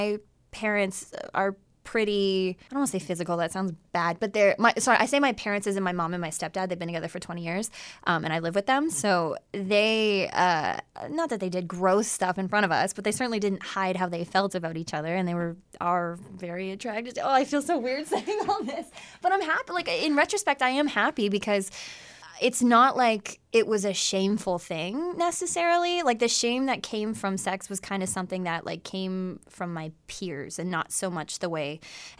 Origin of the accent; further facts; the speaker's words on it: Essex, Ontario, Canada; Yeah, I'm from Essex.